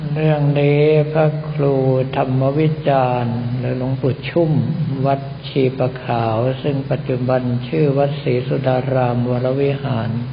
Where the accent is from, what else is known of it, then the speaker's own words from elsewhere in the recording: Bangkok, Thailand; ทางด้านธนบุรีข องเราเป็นป่าขนาดไหน เอาแค่สมัยที่กับผมเราภาพเป็นวัยรุ่นก็พอเพราะว่าบ้านยายอยู่ตรงสำแยกไฟฉาย